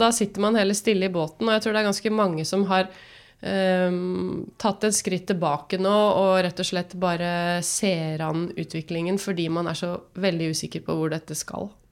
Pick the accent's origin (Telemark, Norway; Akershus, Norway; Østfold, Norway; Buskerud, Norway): Buskerud, Norway; Drammen; moved away as an adult; also born or lived in Bergen; Født og oppvokst i Drammen